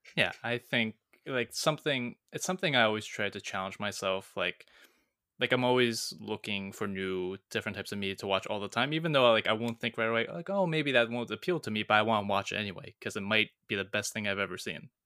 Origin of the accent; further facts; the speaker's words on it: Canada; moved away as an adult; I'm back in my hometown